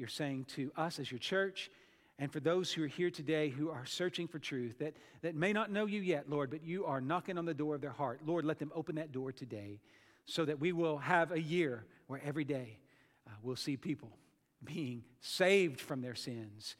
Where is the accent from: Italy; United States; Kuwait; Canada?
United States; as American thinkers